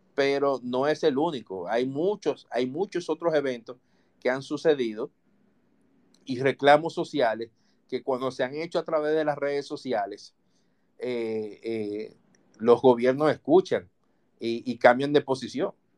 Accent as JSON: {"language": "Spanish", "country": "Dominican Republic", "said": "nosotros somos ciudadanos, somos dominicanos"}